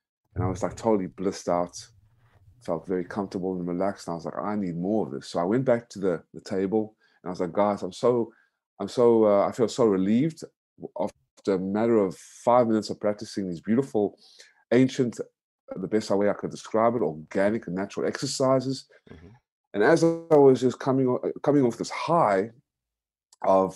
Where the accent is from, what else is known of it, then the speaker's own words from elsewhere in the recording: United States; moved away as an adult; also born or lived in South Africa / Georgia, United States; now in Vietnam; I'm an American citizen, South African born, American raised, currently living in Vietnam